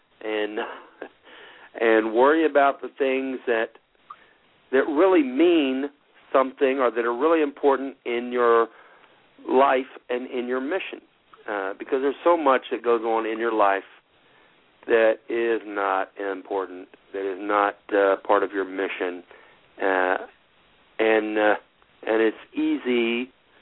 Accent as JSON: {"language": "English", "region": "Texas", "country": "United States", "said": "as a Texan"}